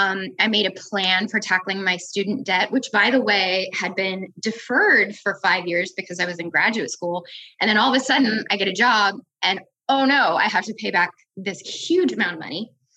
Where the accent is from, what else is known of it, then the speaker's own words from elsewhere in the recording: Midwest, United States; But for me, I grew up in the Midwest, largely middle-class family. We moved around a lot and we lived in mostly rural places. So the Dakotas and Wyoming